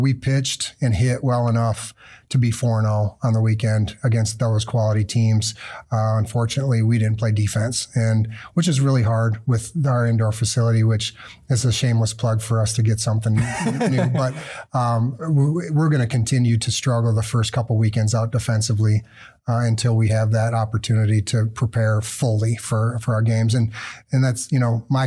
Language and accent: English; Minnesota, United States; now in Big Rapids, United States; I grew up in Minnesota